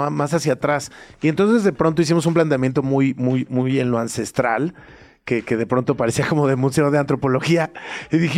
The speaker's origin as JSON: {"language": "Spanish", "country": "Mexico", "said": "no quiero decir solamente como mexicanos, sino como habitantes de esta región"}